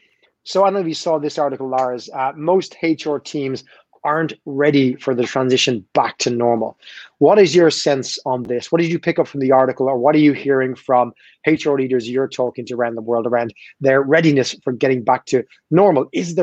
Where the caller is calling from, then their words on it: Ireland; I'm calling you from Ireland